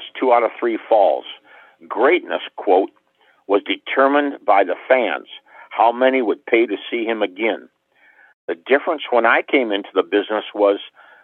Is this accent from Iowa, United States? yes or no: yes; Waterloo, Iowa, United States; Waterloo, Iowa, my hometown